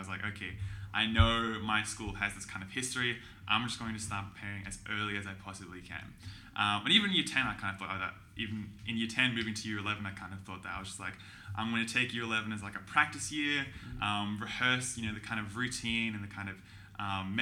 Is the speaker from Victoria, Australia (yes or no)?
yes; Victoria, Australia; I grew up here in Victoria, went to like a public school near my house